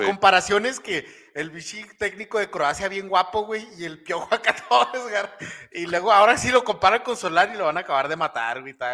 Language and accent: Spanish; Mexico; estamos acostumbrados en México